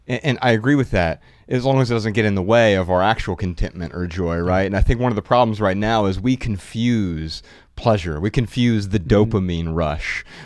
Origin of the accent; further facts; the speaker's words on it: Dayton, Ohio, United States; I grew up really poor in Dayton, Ohio, food stamps, government assistance